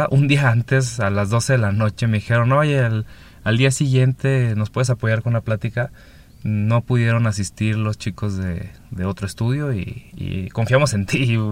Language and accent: Spanish; northern Mexico, Mexico; vengo del norte de México, actualmente vivo en el Pacífico de México.